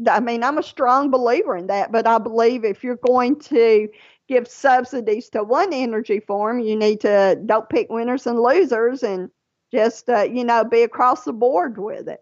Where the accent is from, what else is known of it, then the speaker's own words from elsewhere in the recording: Louisiana, United States; now in Georgia, United States; Louisiana. That is my home state. That's where most of my family lives, even though I live in Georgia.